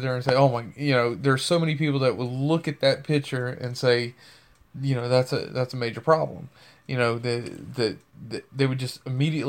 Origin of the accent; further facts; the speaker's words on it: Louisiana, United States; needs to know I'm from Louisiana. I hate mosquitoes.